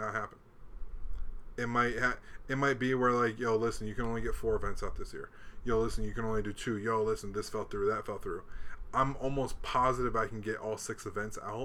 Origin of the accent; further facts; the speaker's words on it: Hawaii, United States; also born or lived in Chicago; now in Arizona, United States; I live in Arizona and I grew up in Hawaii